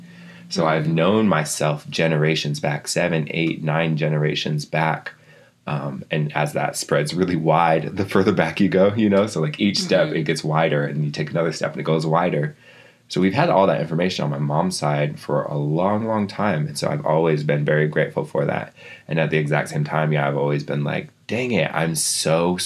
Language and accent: English; Seattle, Washington, United States; also born or lived in Lapwai, Idaho; I was born over in Seattle, and then my mom would send me over to Lapway for my summers